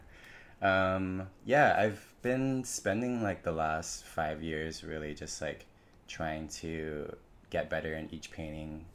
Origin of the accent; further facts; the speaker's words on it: Oahu, Hawaii, United States; moved away as an adult; also born or lived in California; So I was born and raised there on Oahu and came to California for college